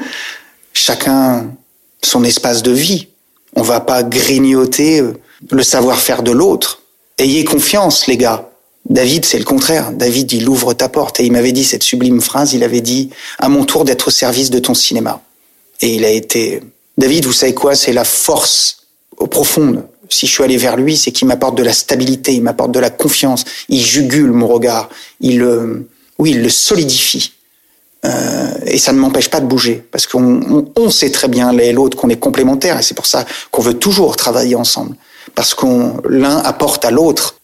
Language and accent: French; Saintes, Nouvelle-Aquitaine, France; also born or lived in Île d'Oléron; moi, c'était Droyan, Oléron, je suis né à Sainte, mais on est du même coin.